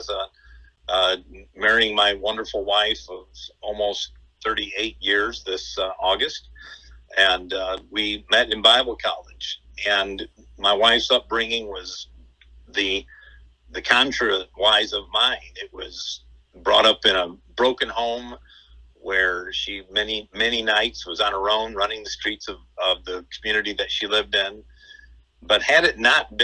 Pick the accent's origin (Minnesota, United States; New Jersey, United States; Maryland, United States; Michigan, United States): Michigan, United States; Detroit; I grew up in the Detroit area